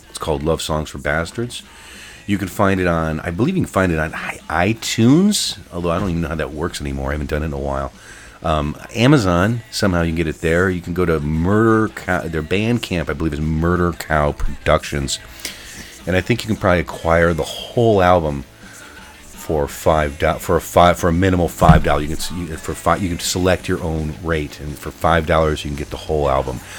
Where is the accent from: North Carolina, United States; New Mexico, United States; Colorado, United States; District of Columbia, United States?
Colorado, United States; Denver; I'm from Denver, and have had different clubs in quotes all over the country.